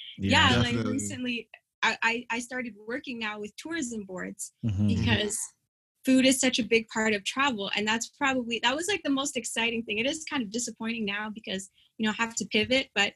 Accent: Windsor, Ontario, Canada; moved away as an adult; also born or lived in Toronto / Grand Rapids, Michigan; we lived on a border city, Windsor, Ontario

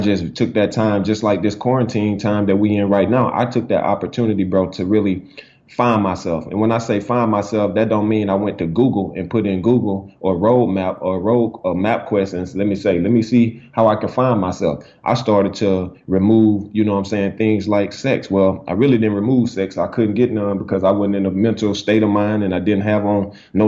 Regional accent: Alexander City, Alabama, United States; originally I am from Alexander City, Alabama

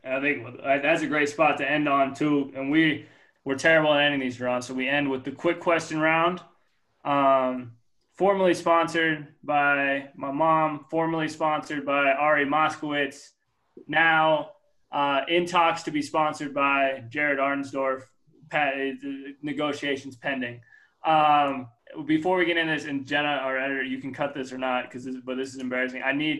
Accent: Midwest, United States; where I come from the Midwest. I was Division III college athlete.

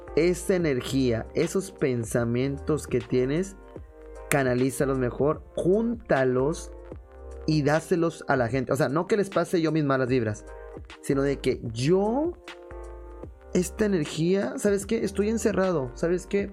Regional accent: Mexico; como buenos mexicanos

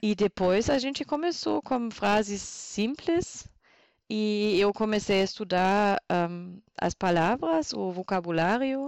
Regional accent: Borken, North Rhine-Westphalia, Germany; Portuguese is a second language; moved away as an adult; also born or lived in Bavaria / Brazil; now in Postbauer-Heng, Germany; na verdade eu cresci em Borken

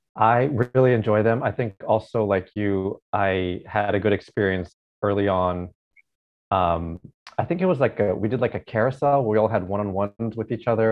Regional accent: Alaska, United States; moved away as an adult; also born or lived in Oregon / Seattle; now in Hawaii, United States; I was born and raised in Alaska. So spent my first 18 years in Alaska

